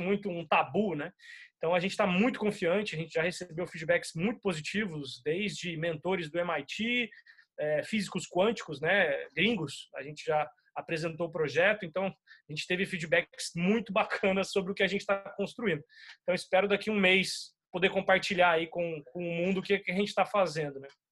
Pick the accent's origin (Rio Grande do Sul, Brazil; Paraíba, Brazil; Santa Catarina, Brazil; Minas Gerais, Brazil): Minas Gerais, Brazil; Uberlândia; moved away as an adult; now in São Paulo, Brazil; eu sou mineiro, né? Eu nasci em Uberlândia, mas eu já moro em São Paulo há uns 10 anos